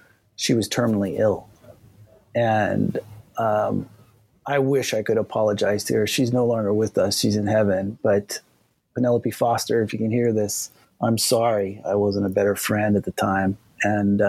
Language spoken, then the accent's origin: English; Kona, Hawaii, United States; also born or lived in Lausanne, Switzerland / Hilo, Hawaii; I was born in Lausanne, Switzerland, and we moved to the Big Island of Hawaii when I was 3 years old, first to Hilo and then to Kona.